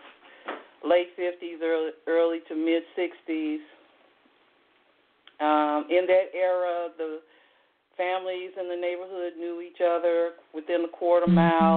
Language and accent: English; Gary, Indiana, United States; moved away as an adult; now in Atlanta, United States; I was born and raised in Gary, Indiana